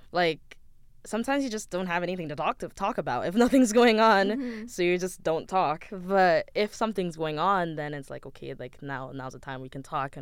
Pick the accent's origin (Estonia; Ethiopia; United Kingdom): Ethiopia; moved away; I grew up in Ethiopia